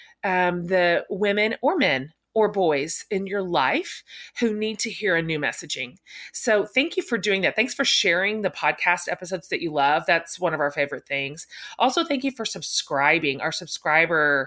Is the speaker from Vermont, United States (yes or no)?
no; Texas, United States; I'm Texan